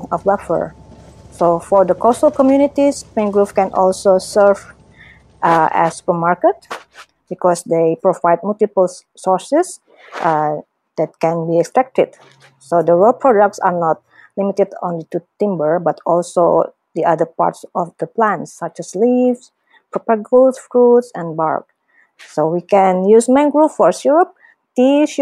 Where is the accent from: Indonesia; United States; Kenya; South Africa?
Indonesia; from Indonesia